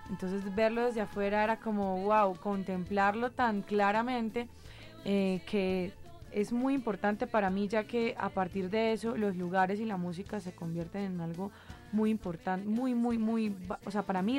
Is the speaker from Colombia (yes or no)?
yes; Bucaramanga, Santander, Colombia; born there; realmente yo nací en Bucaramanga eh, y fue muy importante para mí poder ir a la ciudad donde este instrumento como que más se usaba.